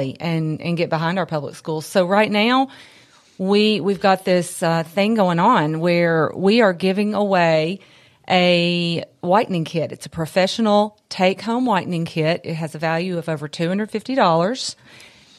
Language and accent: English; Columbia, United States; I'm from Columbia